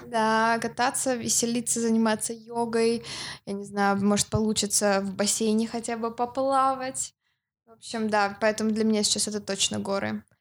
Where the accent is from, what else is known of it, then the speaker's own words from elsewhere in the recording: Yekaterinburg, Sverdlovsk Oblast, Russia; я из России.